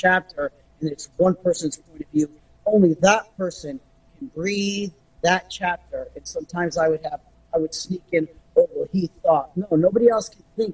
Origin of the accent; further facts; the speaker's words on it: Connecticut, United States; I'm Connecticut